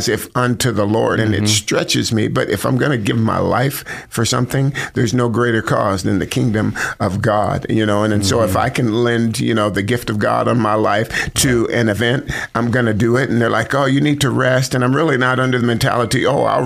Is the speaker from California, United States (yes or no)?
yes; Sacramento, California, United States; moved away as an adult; also born or lived in Monterey, California / Idaho; now in Boise, United States; I grew up mostly in Sacramento, like junior high school and then high school